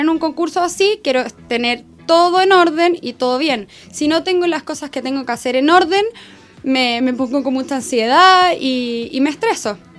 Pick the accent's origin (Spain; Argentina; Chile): Chile; como chilena